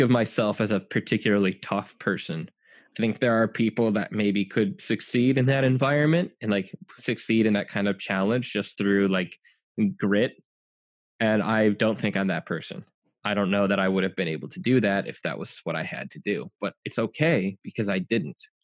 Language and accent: English; United States; I'm an American